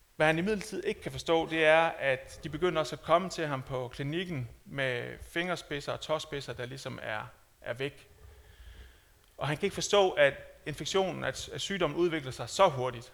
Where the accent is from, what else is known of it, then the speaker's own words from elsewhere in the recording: Denmark; som dansker